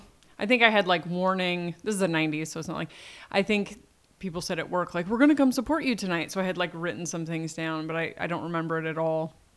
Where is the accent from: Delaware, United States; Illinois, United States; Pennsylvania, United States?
Delaware, United States; also born or lived in Portland; I was born in Delaware. My father was from Delaware. And when my parents split when I was two, my mom moved to Portland.